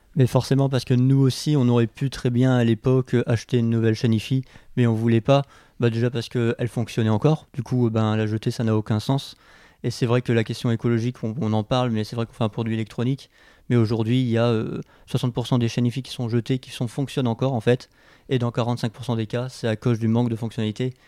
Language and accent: French; Abbeville, Hauts-de-France, France; moved away as an adult; now in Lille, France; je suis originaire de Picardie, je viens d'Abbeville. j'ai eu un parcours assez, classique, j'ai fait un bac littéraire dans le lycée de ma ville à Abbeville